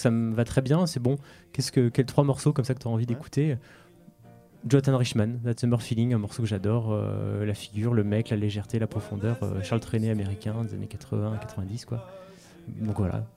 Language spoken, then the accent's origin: French; France; je suis français né en France